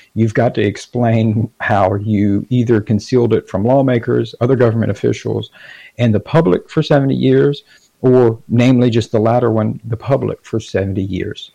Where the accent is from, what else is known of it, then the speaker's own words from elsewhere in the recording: Gainesville, Florida, United States; I'm from Gainesville